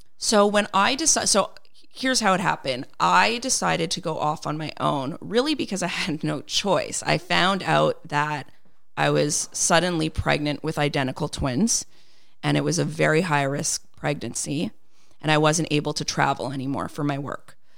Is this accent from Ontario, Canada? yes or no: no; Montreal, Quebec, Canada; I was born and raised here in Montreal